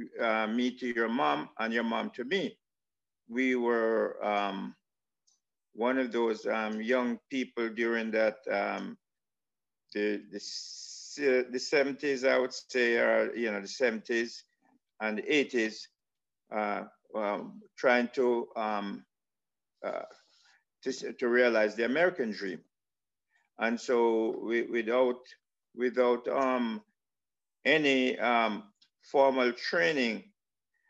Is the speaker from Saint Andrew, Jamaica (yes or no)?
yes; Saint Andrew, Jamaica; moved away; also born or lived in Kingston, Jamaica; where I was born in, yes, in Kingston, but I grew up in St. Andrew.